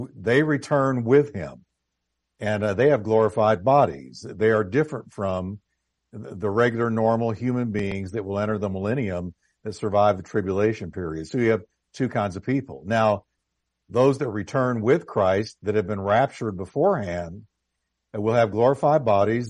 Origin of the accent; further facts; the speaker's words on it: United States; I've grown up here as as you have. I'm I'm American head to toe.